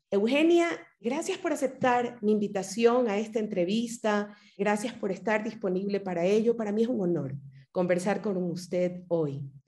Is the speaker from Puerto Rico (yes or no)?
no; Ecuador; como ecuatoriana